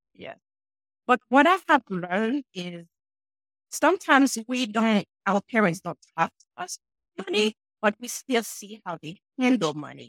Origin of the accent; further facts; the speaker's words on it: Haiti; now in New Hampshire, United States; I'm sure you guys can hear an accent. And yes, I'm from Haiti, but I'm in New Hampshire where it's very cold right now.